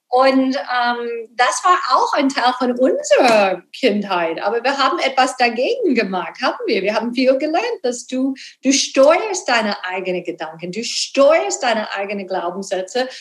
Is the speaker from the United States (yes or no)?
yes; Texas, United States; German is a second language; moved away; ich bin gebürtige Texanerin